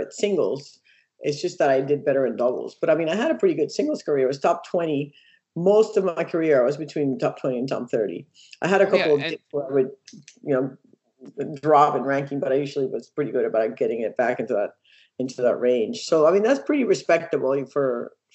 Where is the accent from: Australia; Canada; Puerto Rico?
Puerto Rico; moved away; I grew up in Puerto Rico